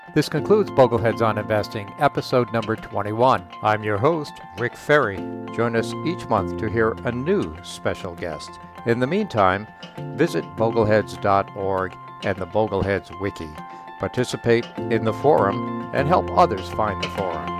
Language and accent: English; Rhode Island, United States; I grew up in Rhode Island